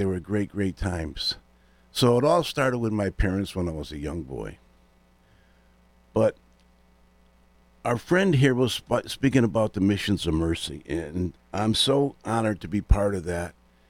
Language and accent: English; West Hartford, Connecticut, United States; Growing up in Elmwood in West Hartford, I had three brothers, a sister, and my mom and father adopted two kids.